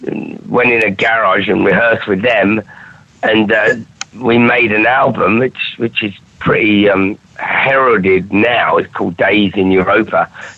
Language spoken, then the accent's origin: English; Durham, North East England, United Kingdom; I come from Durham. I've got no future, which was the sort of … thing. We hate everything and we've got no future in Thatcherite Britain.